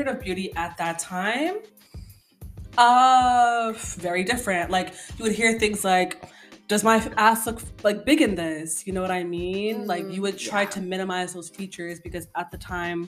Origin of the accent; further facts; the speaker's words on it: Canada; I'm African background speaking, but at the end of the day, I was born and raised in Canada